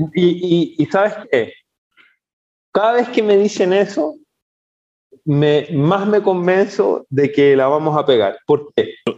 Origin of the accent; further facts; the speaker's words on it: Chile; moved away as an adult; also born or lived in Spain; now in Ecuador; yo soy de origen chileno, chileno, los últimos 20 años de mi vida ha sido una, una aventura. Salí de Chile con rumbo a, España